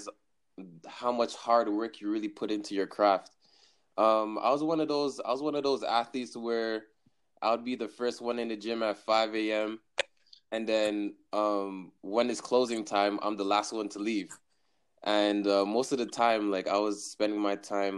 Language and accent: English; Montreal, Quebec, Canada; now in Brampton, Canada; I'm a Montreal native. I was born in Montreal, NDG. And right now, currently, my hometown is Brampton, Ontario.